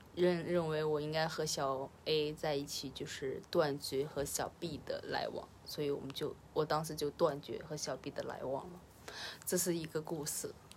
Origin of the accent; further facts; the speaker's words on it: Henan, China; 我本河南人